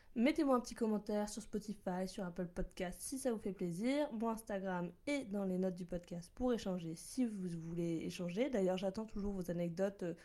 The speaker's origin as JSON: {"language": "French", "town": "Bordeaux", "region": "Nouvelle-Aquitaine", "country": "France", "tie": "born or raised there", "also_born_or_lived": "Lyon", "moved": "as an adult", "lives_now": "Paris, France", "said": "j'étais à Bordeaux car je suis originaire de Bordeaux. Donc oui, je dis chocolatine, poche"}